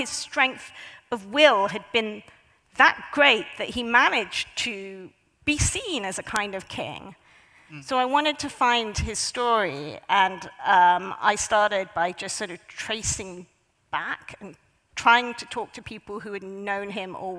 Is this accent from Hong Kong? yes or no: yes; Hong Kong; when I was growing up in Hong Kong, when I was a child